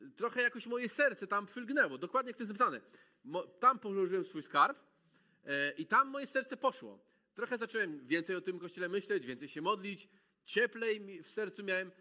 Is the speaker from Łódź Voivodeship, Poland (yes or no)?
no; Malbork, Pomeranian Voivodeship, Poland; moved away as an adult; also born or lived in Gdańsk; w Malborku się wychowałem